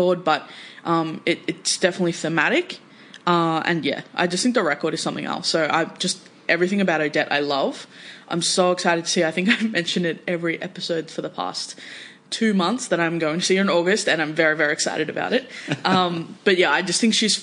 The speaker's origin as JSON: {"language": "English", "country": "Australia", "said": "we as Australian music fans"}